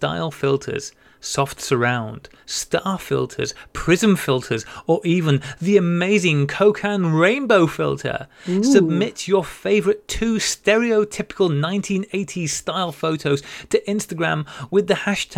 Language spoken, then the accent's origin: English; North Wales, United Kingdom; the local park where I grew up in North Wales